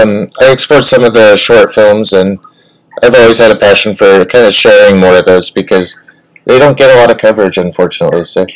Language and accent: English; Circleville, Ohio, United States; It was also a coming of age in Ohio. I was in a little bit south of Columbus, Circleville area.